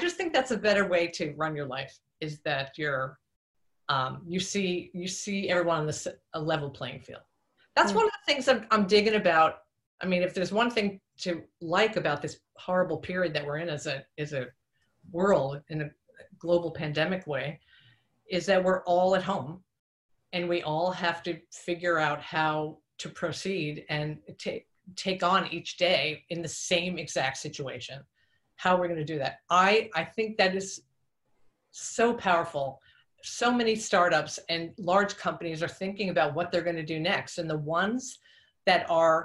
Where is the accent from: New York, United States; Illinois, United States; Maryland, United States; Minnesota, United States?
New York, United States; Long Island; I'm from Long Island, New York.